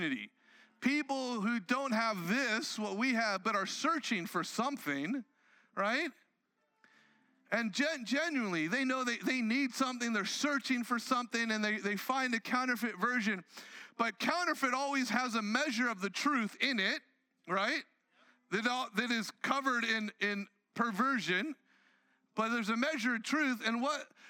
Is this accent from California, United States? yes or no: yes; Southern California, United States; I grew up in Southern California